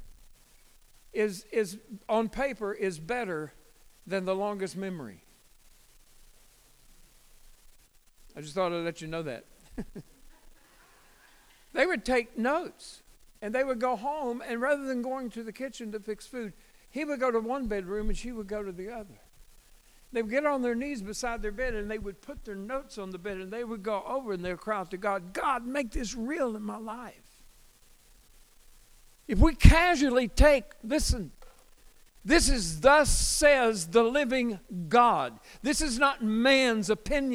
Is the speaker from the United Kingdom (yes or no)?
no; United States; I am American.